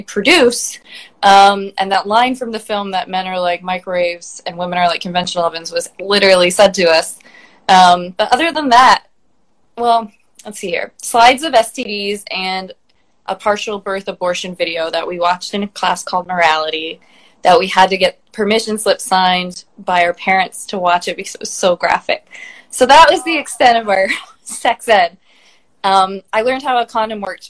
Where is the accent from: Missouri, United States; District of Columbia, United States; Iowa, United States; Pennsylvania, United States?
Iowa, United States; Des Moines; I'm from Des Moines, Iowa. I grew up in the suburbs